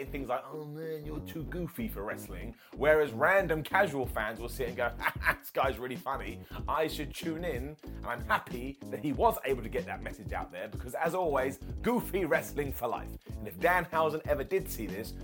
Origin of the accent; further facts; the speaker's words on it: United Kingdom; I'm a British guy